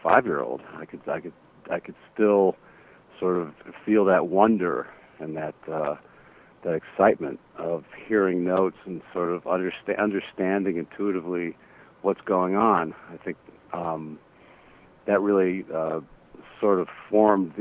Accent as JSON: {"language": "English", "country": "United States", "said": "being an American and being sort of in the culture"}